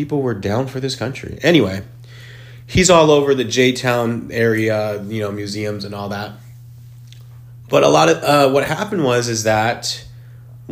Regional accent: La Puente, California, United States; also born or lived in West Covina / El Monte / Rosemead / Whittier; I was born in West Covina, just like the show. And then I lived everywhere, kind of in the San Gabriel Valley

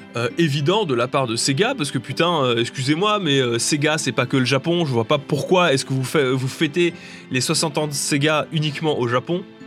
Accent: France; je suis français

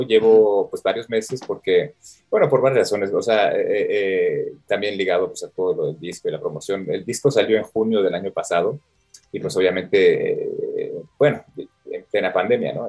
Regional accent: Mexico; moved away; como mexicano

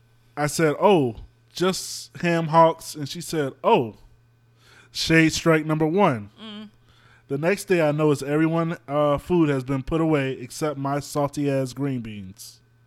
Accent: the South, United States; But then again, I came from the South.

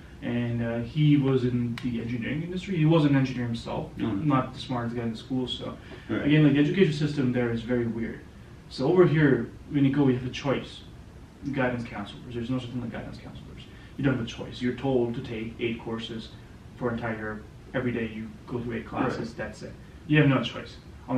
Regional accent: Canada; being a Canadian, it gives you an access to a lot of countries without a visa to travel.

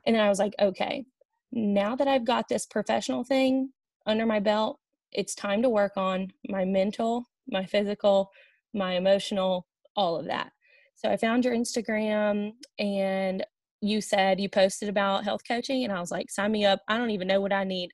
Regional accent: Olive Branch, Mississippi, United States; moved away as an adult; also born or lived in Hattiesburg, Mississippi / Oxford, Mississippi; now in Cincinnati, United States; I am from Olive Branch, Mississippi.

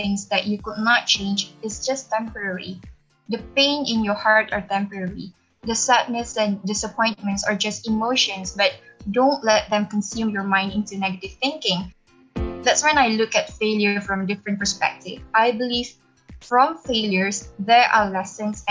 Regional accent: Penang, Malaysia; I'm from Penang, Malaysia

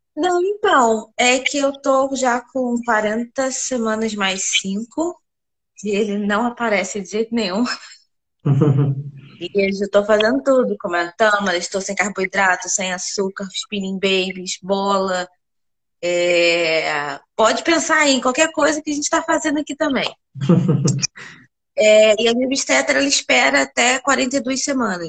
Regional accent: Rio de Janeiro, Brazil; Eu sou do Rio.

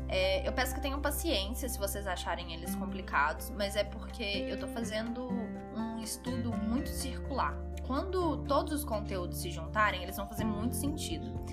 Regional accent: Belo Horizonte, Minas Gerais, Brazil; sou mineira de BH

